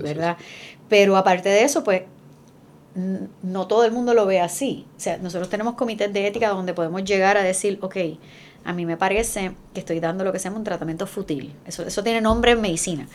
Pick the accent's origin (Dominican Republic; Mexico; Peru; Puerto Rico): Puerto Rico; en Estados Unidos somos los más amáticos